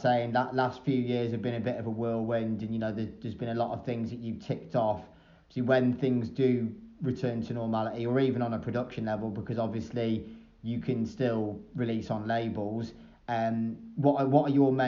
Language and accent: English; Shrewsbury, West Midlands, United Kingdom; moved away; when I was growing up in Shrewsbury